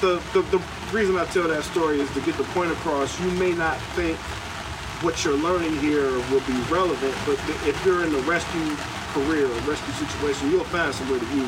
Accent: Cleveland, Ohio, United States; moved away as an adult; now in Chicago, United States; Well, I'm from Cleveland. Listeners know that. Ohio originally. And I moved to Chicago about 14 years ago now.

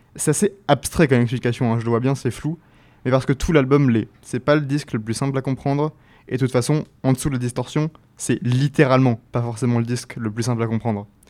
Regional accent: France; first language French; Français fans de ce genre comme moi

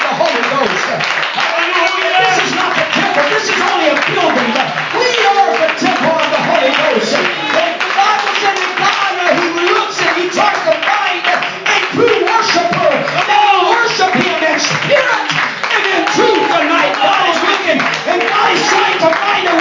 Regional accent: Brazil; first language Portuguese; English is a second language; I was born in Brazil, so my daddy speaks Spanish, my mama speaks English, and I was born in a Portuguese-speaking country

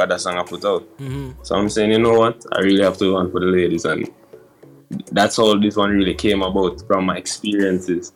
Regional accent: Kingston, Jamaica; I'm from Jamaica. Yeah, from a community called Duhaney Park. More specifically, New Haven

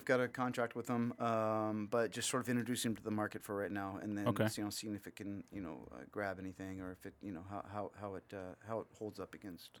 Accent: Laguna Hills, California, United States; I grew up in Laguna Hills. So

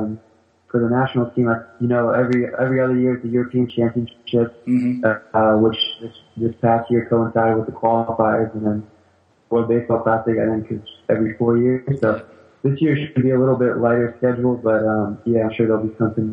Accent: France; born there; I was born in France, and I always wanted to play for the national team once I found out they had one.

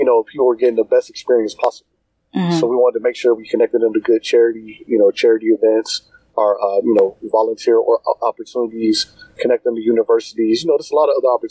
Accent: Cincinnati, Ohio, United States; I'm from Cincinnati, Ohio

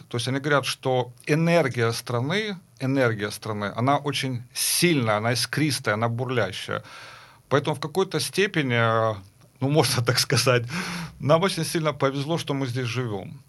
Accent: Kharkiv, Kharkiv Oblast, Ukraine; Я учился в Харькове, я закончил Харьковскую консерваторию, я вообще сам харьковчанин

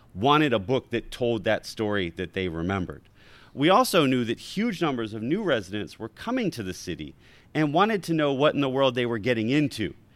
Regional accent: Baltimore, Maryland, United States; moved away as an adult; also born or lived in New Haven; now in Washington, D.C., United States; I was born in New Haven, grew up in Baltimore, and moved to Washington, D C after I finished graduate school

